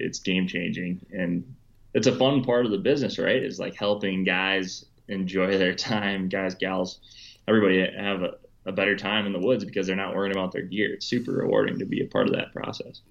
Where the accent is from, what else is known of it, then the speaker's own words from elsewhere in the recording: Wisconsin, United States; growing up in Wisconsin. I went to college in Wisconsin.